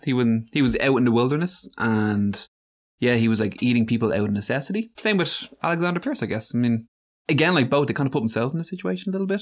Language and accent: English; Ireland; the problem with being Irish